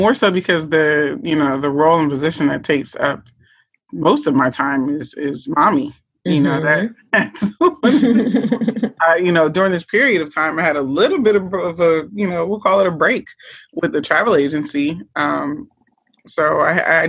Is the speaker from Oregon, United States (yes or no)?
no; Norristown, Pennsylvania, United States; I grew up in Pennsylvania, outside of the Philadelphia area, a place called Norristown, Pennsylvania.